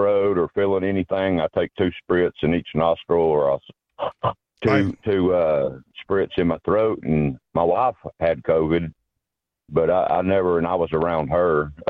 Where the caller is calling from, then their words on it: Chattanooga, Tennessee, United States; Chattanooga, Tennessee.